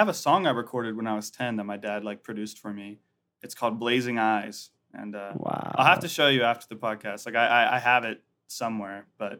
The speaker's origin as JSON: {"language": "English", "town": "Atlanta", "region": "Georgia", "country": "United States", "tie": "born or raised there", "also_born_or_lived": "Lexington", "said": "But I was born in Lexington, Kentucky, you know, UK Wildcats, all that good stuff, Kentucky Derby. But I only lived there for like 8 months when I was born, and then my family moved to Atlanta, Georgia."}